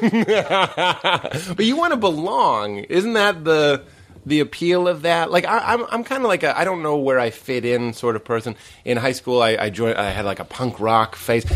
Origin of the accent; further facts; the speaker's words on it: East Coast, United States; moved away; I'm from the East Coast.